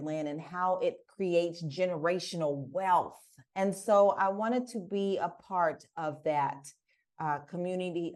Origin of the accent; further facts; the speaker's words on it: Prospect, Kentucky, United States; moved away as an adult; now in Portugal; I'm from Prospect, Kentucky